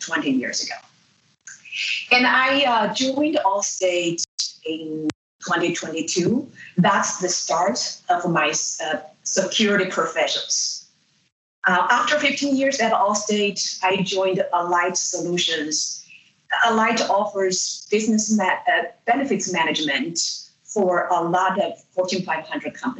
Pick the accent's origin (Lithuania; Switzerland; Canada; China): China; moved away as an adult; also born or lived in Illinois, United States; now in United States; I grew up in China and came to the United States after I finished my undergraduate and first graduate degree in philosophy